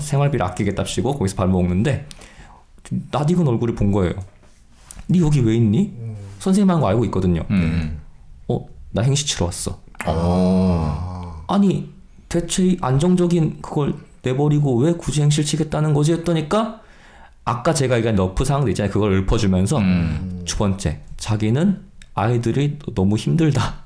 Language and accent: Korean; Gangwon, South Korea; 제가 또 마침 강원도 사람입니다